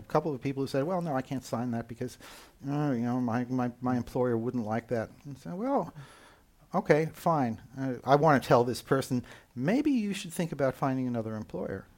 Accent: United States; accent: American; moved away as an adult; now in Copenhagen, Denmark; despite my American accent, uh, I am, in fact, German citizen. I live in Copenhagen, Denmark

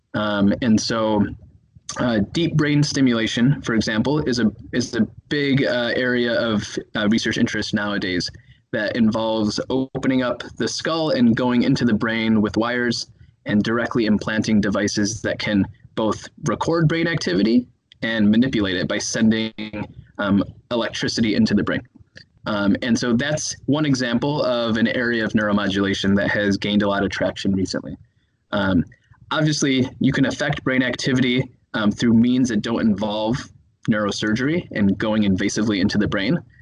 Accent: Chicago, Illinois, United States; moved away as an adult; now in Minneapolis, United States; I'm from Chicago, Illinois

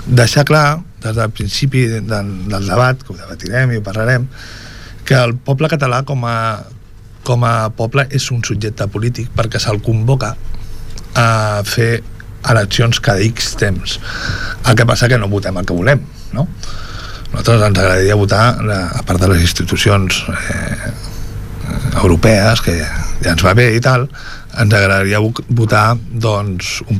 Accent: Catalonia, Spain; etc que tots ja coneixem i qui ens sentim i qui som catalans ja tenim prou clars

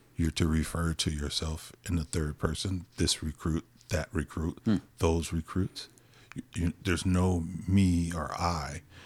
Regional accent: Compton, California, United States; also born or lived in Watts, Los Angeles; I was, uh, born in Los Angeles, a little small city of Compton, and, uh, I grew up there for a majority part of my life

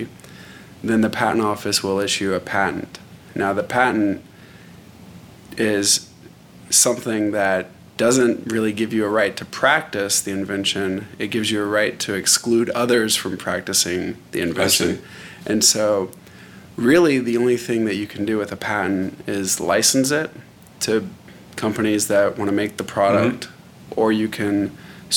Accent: Arlington, Texas, United States; I grew up in Arlington, Texas

